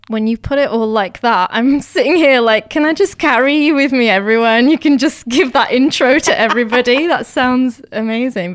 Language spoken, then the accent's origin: English; United Kingdom; I'm Indian, but I was born here. So I'm all, I'm constantly straddling the two worlds and always have done. Like I grew up bilingual, learning Gujarati and English at the same time